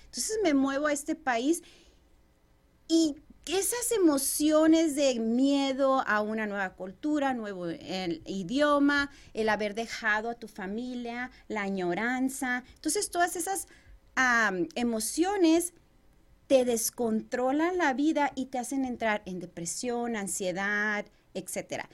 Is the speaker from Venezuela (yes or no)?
no; Chihuahua, Mexico; moved away as an adult; now in Arizona, United States; yo soy originaria de Chihuahua, México. Tengo ya alrededor de 19 años viviendo en este país